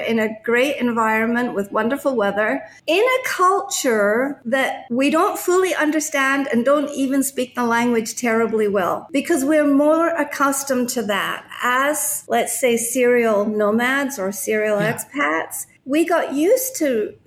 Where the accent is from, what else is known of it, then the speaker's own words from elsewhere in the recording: Scotland, United Kingdom; also born or lived in Japan / United States; now in Puerto Vallarta, Mexico; I was born in Scotland, but I became a citizen when I was living in Japan.